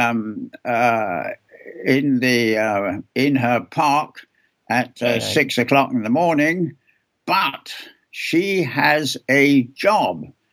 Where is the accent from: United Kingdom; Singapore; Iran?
United Kingdom; England; moved away; also born or lived in Chicago, United States; I was born in England. I went to school there.